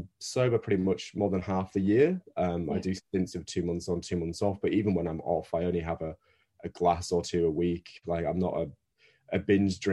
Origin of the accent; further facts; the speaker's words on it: Northern Britain, the north of England, United Kingdom; accent: Northern British; now in Australia; as you can tell by my accent, I'm Northern British.